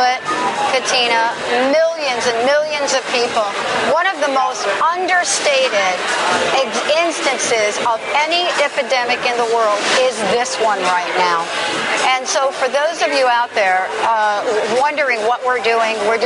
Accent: New Jersey, United States; also born or lived in New York; now in Washington State, United States; I grew up in New Jersey, was born right here in New York, but moved to Washington State

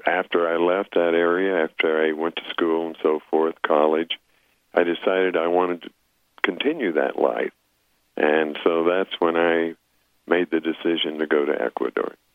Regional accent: Apache Reservation, eastern Arizona, United States; moved away as an adult; I grew up on the Apache Reservation in eastern Arizona

